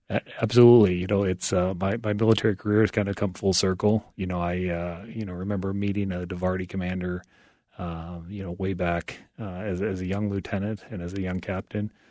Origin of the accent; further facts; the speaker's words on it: Iowa, United States; I joined the Iowa National Guard, uh, back in the mid-nineties, and my hometown unit happened to be an artillery unit